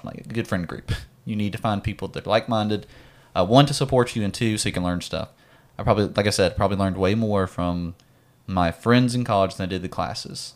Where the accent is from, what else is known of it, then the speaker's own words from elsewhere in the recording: Mississippi, United States; not from Texas. I'm from Mississippi.